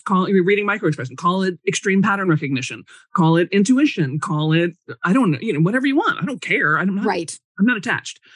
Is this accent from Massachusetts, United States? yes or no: no; Chicago, Illinois, United States; growing up in Chicago